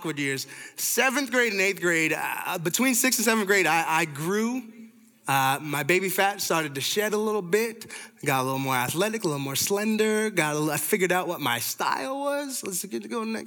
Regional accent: Toronto, Ontario, Canada; I'm from Canada, from Toronto

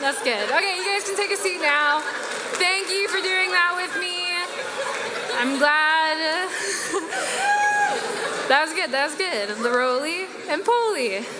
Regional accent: Guangzhou, Guangdong, China; born there; So I was born in the Ponyan district of a city called Guangzhou, which is just north of Hong Kong.

